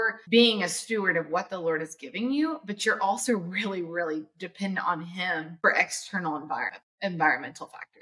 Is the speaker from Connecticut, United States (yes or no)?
no; Edmond, Oklahoma, United States; I grew up in Edmond, Oklahoma, in the country